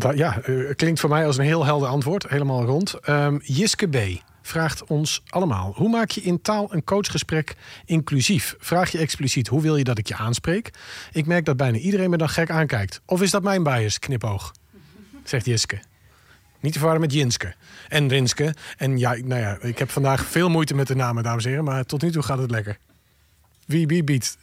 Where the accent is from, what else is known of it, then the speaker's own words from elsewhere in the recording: Friesland, Netherlands; ik kom uit Friesland